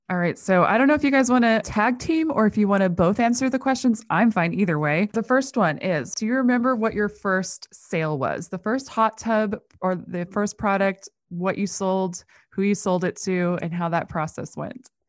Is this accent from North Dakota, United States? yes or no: yes; North Dakota, United States; I grew up in North Dakota